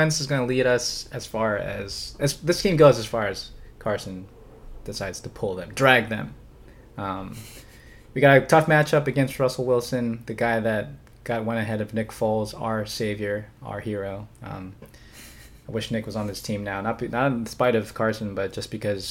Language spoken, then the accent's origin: English; Liverpool, North West England, United Kingdom; Go Mighty Reds, man. I'm from Liverpool.